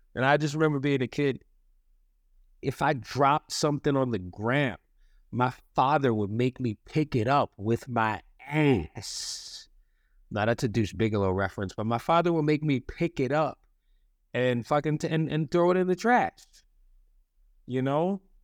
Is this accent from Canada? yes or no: no; East Coast, United States; I'm an East Coast boy